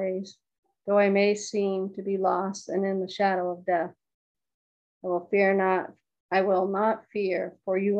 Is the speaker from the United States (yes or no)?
yes; Lebanon, New Hampshire, United States; I was born and raised in Lebanon, New Hampshire